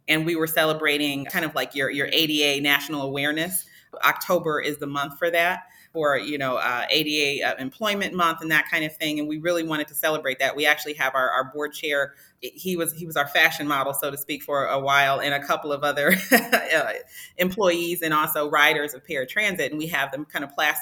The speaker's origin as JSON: {"language": "English", "town": "Chicago", "region": "Illinois", "country": "United States", "also_born_or_lived": "Nashville / East Coast", "moved": "as an adult", "lives_now": "Cleveland, United States", "said": "I am a Midwesterner, you know, from Chicago"}